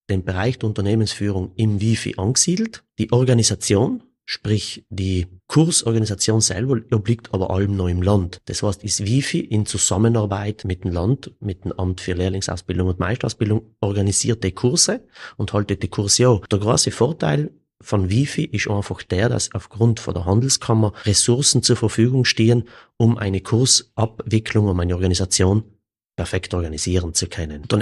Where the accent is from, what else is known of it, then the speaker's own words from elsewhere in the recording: Kiens, Trentino-Alto Adige, Italy; Ich selber bin aus Kirns.